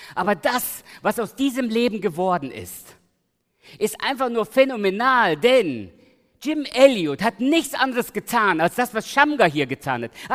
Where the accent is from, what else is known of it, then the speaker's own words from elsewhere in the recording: Germany; also born or lived in Giessen / Los Angeles; ich bin hier in der Großstadt aufgewachsen, meine Eltern kamen 76, 1976 nach Deutschland und ich lebe eigentlich seit damals in der Großstadt.